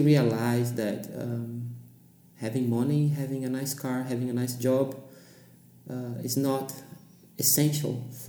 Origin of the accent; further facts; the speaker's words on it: Santos, São Paulo, Brazil; English is a second language; moved away as an adult; now in Frankfurt, Germany; I was born in Santos, São Paulo, Brazil.